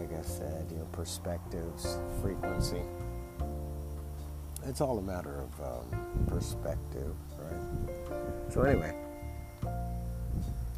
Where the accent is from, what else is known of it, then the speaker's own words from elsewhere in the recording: Austin, Texas, United States; growing up in Austin, Texas